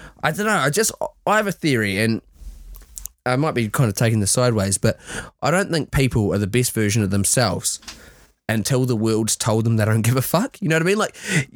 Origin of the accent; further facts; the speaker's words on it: New Zealand; moved away; also born or lived in Australia; When I lived in Australia, because I'm from New Zealand, you might have heard from the accent